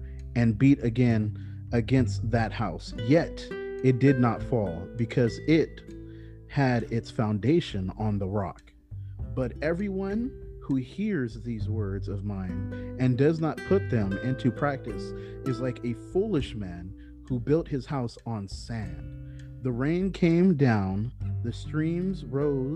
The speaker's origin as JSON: {"language": "English", "area": "Bay Area", "region": "California", "country": "United States", "tie": "born or raised there", "said": "I grew up in the Bay Area, where it's one of the most diverse places in the world. Plus, it's in California"}